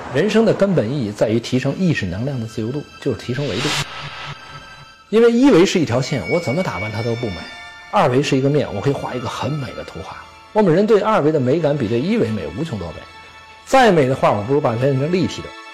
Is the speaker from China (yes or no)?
yes; China; 我们中国人